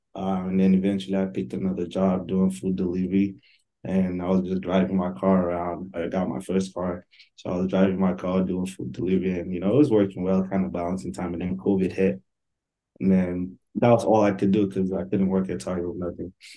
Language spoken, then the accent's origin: English; Nigeria; moved away as an adult; now in United States; I'm Nigerian, born and raised. Um, my whole life, I lived in Nigeria for 18 years. And then I moved to the United States, I think, right when I turned 18